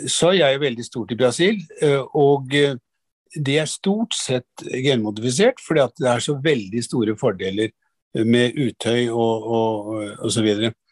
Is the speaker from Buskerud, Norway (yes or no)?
yes; Drammen, Buskerud, Norway; du, jeg vokste opp i Drammen.